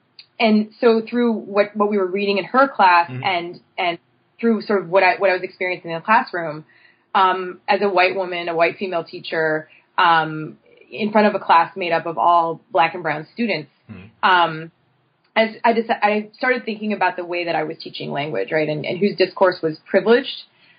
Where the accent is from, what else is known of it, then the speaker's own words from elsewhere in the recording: State College, Pennsylvania, United States; moved away as an adult; also born or lived in Brooklyn; so I'm originally from State College, Pennsylvania, which is central Pennsylvania, right where Penn State University is.